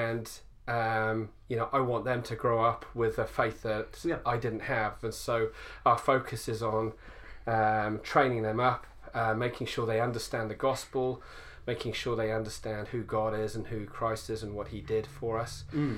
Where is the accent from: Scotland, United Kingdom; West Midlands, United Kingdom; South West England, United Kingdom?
South West England, United Kingdom; Salisbury; moved away as an adult; now in Mamaku, New Zealand; growing up in Great Britain